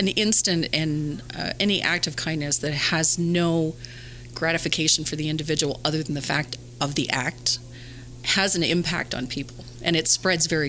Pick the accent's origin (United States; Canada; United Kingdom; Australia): Canada; Being Canadian, I'm not, we don't have a whole lot of Hispanics where I live